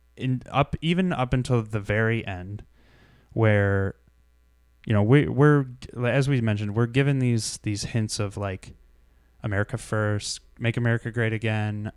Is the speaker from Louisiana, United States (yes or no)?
no; Shelby Township, Michigan, United States; I grew up in Shelby Township.